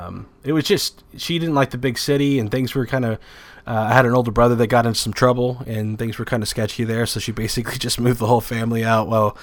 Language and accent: English; Garden Grove, California, United States; born there; Southern California, Garden Grove, California.